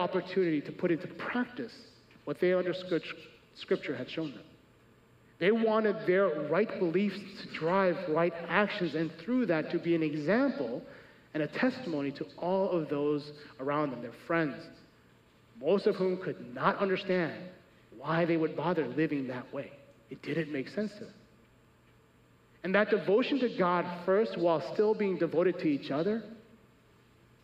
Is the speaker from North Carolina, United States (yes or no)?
no; Chicago, Illinois, United States; I'm from America, born and raised.